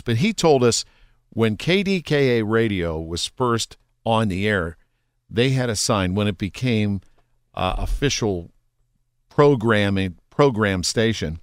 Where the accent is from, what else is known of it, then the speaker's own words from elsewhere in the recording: Pittsburgh, Pennsylvania, United States; growing up in Pittsburgh, my parents used to listen to Jack Bogut in the kitchen